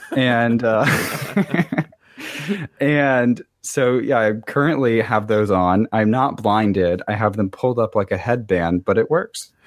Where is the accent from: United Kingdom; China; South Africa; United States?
United States; the South; also born or lived in Miami; now in Washington, D.C., United States; I grew up in the South